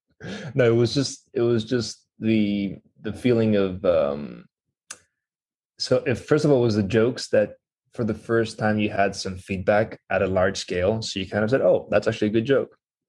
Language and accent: English; Greece; first language Greek; English is a second language; Yeah, exactly. So we started learning a second language around kindergarten. So I picked English at the time